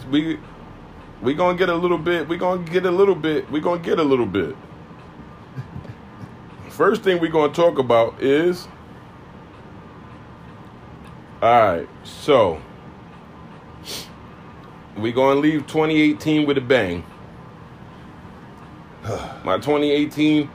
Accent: New York, United States; I grew up in the Lost Battalion Hall

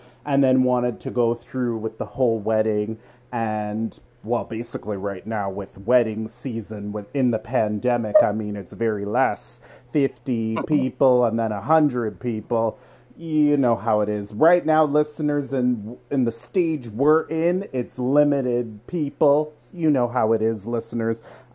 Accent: Toronto, Ontario, Canada; I'm from Toronto

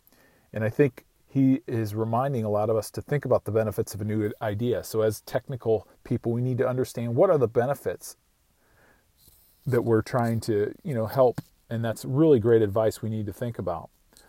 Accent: Iowa, United States; I grew up on a farm in rural Iowa.

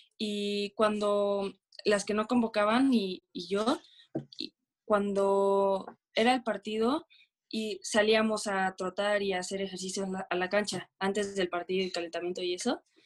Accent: Veracruz, Mexico; soy de Veracruz, Veracruz, del puerto

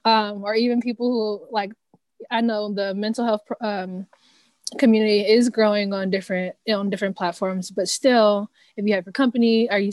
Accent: Cincinnati, Ohio, United States; so Midwest, like we're both from Cincy. I think it's a pretty conservative city.

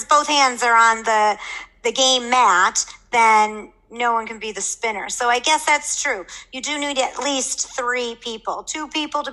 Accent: Buffalo, New York, United States; moved away as an adult; now in Abu Dhabi, United Arab Emirates; my hometown of Buffalo, New York

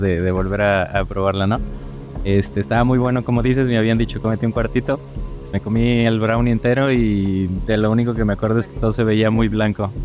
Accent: Mexico; yo soy de México

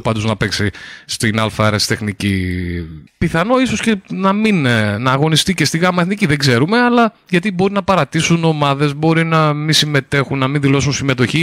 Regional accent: Lekani, Eastern Macedonia and Thrace, Greece; εγώ κατάγομαι από τη Λεκάνη

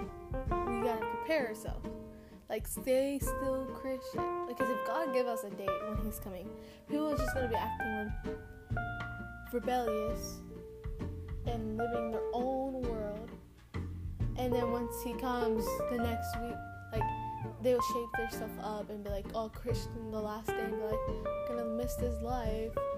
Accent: United States; first language Spanish; English is a second language; I'm an American citizen, so I was born in America.

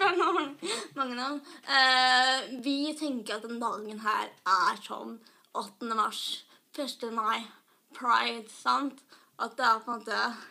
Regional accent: Skedsmokorset, Akershus, Norway; moved away as an adult; now in Oslo, Norway; jeg kommer fra Skedsmotorsdag. Og så bor jeg i Oslo nå, i studentleilighet

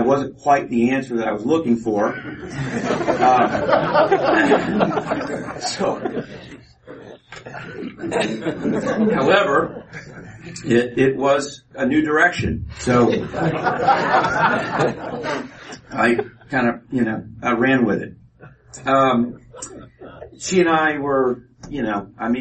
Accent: Kansas City, Missouri, United States; I was born in Kansas City, Missouri. My mom and I lived there

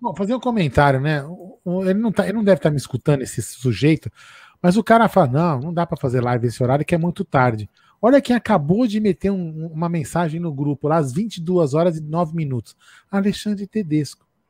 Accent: São Paulo, Brazil; also born or lived in Vila Prudente, São Paulo; Eu sou, eu sou, nascido no Bexiga, mas eu moro na Vila Prudente

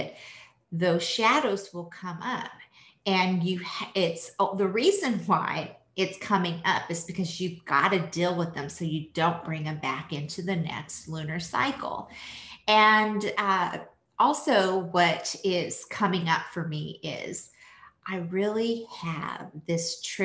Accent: France; I was born in France

